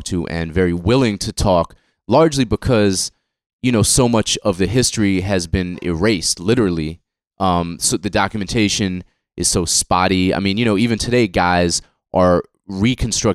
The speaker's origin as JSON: {"language": "English", "town": "Boston", "region": "Massachusetts", "country": "United States", "tie": "born or raised there", "said": "guys I grew up with in Boston"}